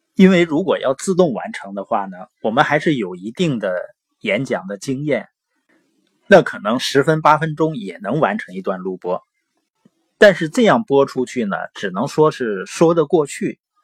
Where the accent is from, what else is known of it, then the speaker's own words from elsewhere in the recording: Northeast China, China; accent: Northeastern (Dongbei); 我是东北的口音嘛，往往有的时候评卷舌是不分的